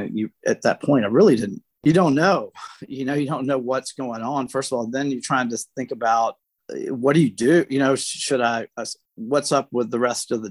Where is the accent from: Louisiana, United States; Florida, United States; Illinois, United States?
Louisiana, United States; South; moved away; being from a small town in South Louisiana